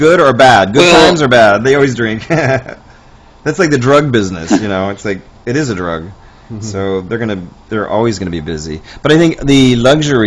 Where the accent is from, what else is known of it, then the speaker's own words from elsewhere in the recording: Columbus, Ohio, United States; now in New York, United States; I'm from Ohio, Columbus, Ohio, originally, so we've been going, my family's been going since I was three